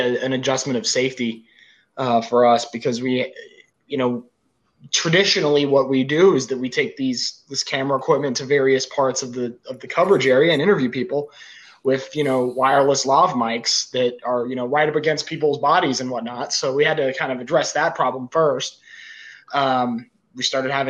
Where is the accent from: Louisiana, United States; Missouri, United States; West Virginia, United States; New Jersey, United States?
West Virginia, United States; Morgantown; moved away as an adult; I'm from Morgantown